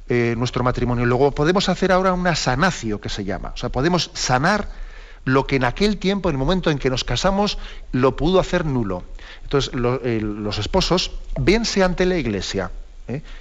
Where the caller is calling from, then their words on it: Madrid, Community of Madrid, Spain; de Madrid.